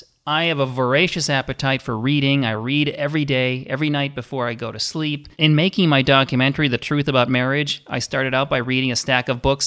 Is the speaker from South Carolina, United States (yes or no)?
no; Minnesota, United States; I grew up in Minnesota.